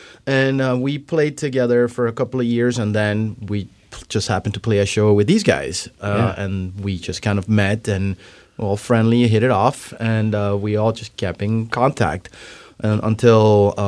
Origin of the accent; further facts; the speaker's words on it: Miami, Florida, United States; moved away as an adult; now in Seattle, United States; So I am originally from Florida, Miami, mm-hmm. Florida. That 305.